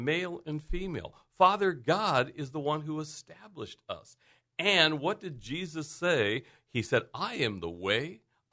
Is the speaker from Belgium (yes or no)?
no; Lemon Grove, California, United States; moved away; a born and raised boy from Lemon Grove